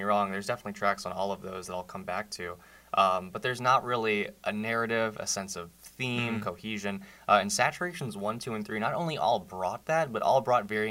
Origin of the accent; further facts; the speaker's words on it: Ponchatoula, Louisiana, United States; moved away; from Ponchatoula, Louisiana, freshman here at Barry.